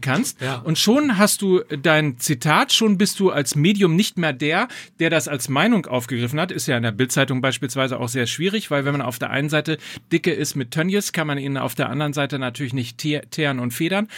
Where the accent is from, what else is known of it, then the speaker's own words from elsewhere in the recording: North Rhine-Westphalia, Germany; ich komme ja aus Ostwestfalen